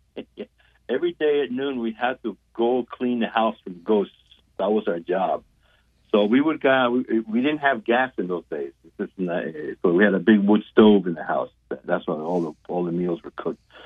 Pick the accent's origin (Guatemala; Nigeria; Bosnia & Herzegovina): Guatemala; moved away; I was born and raised in Guatemala